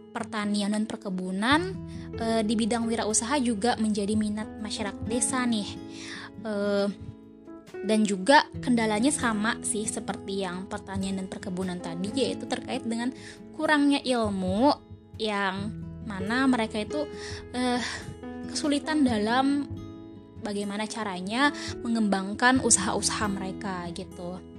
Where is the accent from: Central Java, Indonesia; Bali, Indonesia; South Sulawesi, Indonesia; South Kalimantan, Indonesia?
South Kalimantan, Indonesia; Sungai Danau; saya mengambil studi kasus di desa saya sendiri, yaitu Desa Sungai Danau, Kecamatan Satui, Kabupaten Tanah Bumbu